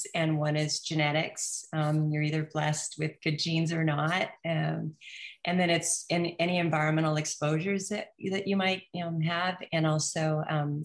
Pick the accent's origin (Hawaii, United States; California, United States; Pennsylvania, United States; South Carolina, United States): Hawaii, United States; also born or lived in New Zealand; we moved here when I was 3. So I grew up in Hawaii most of my life.